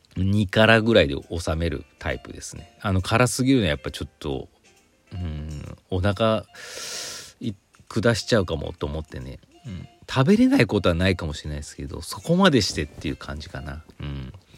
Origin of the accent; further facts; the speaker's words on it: Mihama, Aichi, Japan; moved away as an adult; 知多半島の、知多郡美浜町っていうところの出身なんですけど